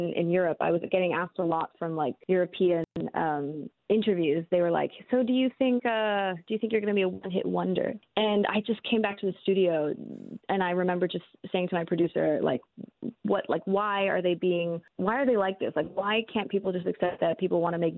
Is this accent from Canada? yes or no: yes; Canada; I grew up in Canada